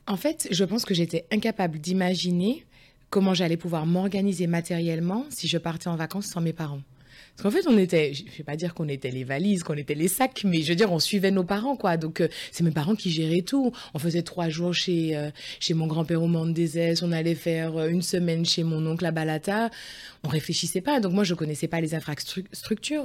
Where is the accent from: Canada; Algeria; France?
France; near Lyon, Auvergne-Rhône-Alpes; moved away as an adult; also born or lived in Saint-Mandé, France / Scotland / Saint Petersburg, Russia / Paris region, France; Je suis née à Saint-Mandé, donc euh, c'est juste limitrophe du 12e arrondissement de Paris. Je suis née en région parisienne. Et j'ai grandi à côté de Lyon.